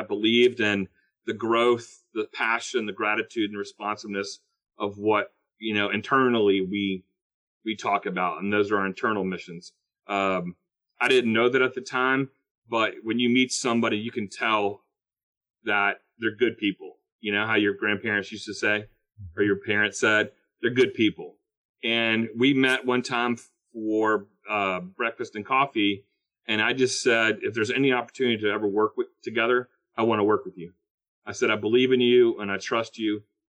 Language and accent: English; the South, United States; I'm from the South